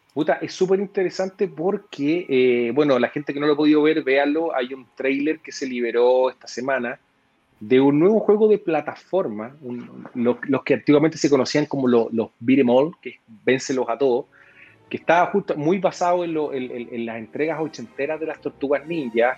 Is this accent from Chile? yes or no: yes; Chile; para nosotros como, como chilenos